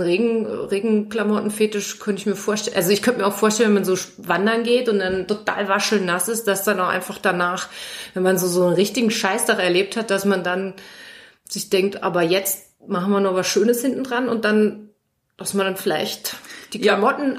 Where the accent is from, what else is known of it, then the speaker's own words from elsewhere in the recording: Germany; ich als Deutsche